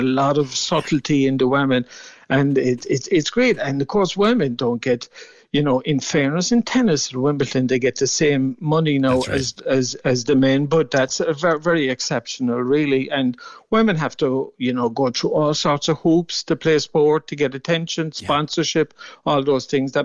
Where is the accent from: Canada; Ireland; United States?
Ireland; Mallow, Munster; born or raised there